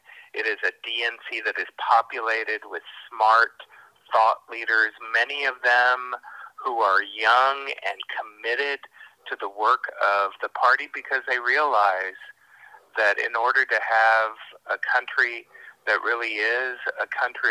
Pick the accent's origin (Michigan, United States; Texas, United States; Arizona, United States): Texas, United States; now in Washington, D.C., United States; In my home state of Texas